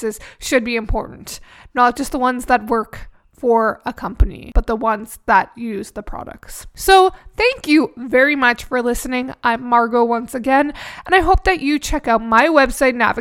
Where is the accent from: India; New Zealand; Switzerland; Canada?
Canada; I'm Canadian